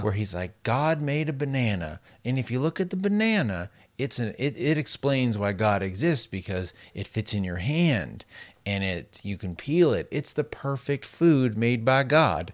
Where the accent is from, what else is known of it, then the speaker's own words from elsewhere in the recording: Las Vegas, Nevada, United States; growing up in Las Vegas where it's so dry